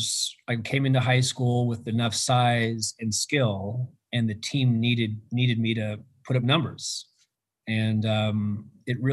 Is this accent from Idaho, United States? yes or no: no; Seattle, Washington, United States; now in Pennsylvania, United States; I grew up in Ballard